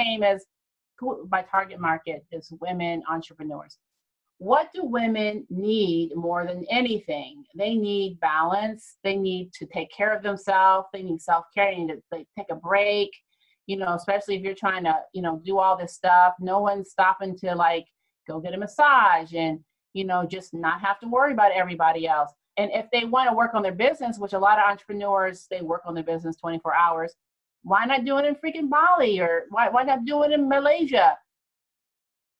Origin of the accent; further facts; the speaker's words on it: Ohio, United States; moved away; I'm from Ohio